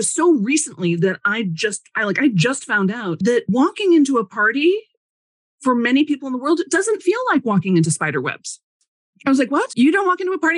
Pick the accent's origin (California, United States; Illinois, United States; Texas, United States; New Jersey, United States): Illinois, United States; Chicago; growing up in Chicago